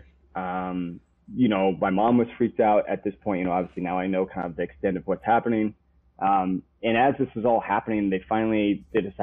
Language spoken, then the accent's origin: English; Lockridge, Iowa, United States; also born or lived in Harrison, Arkansas; so much of my childhood was all spent in this small town called Lockridge, Iowa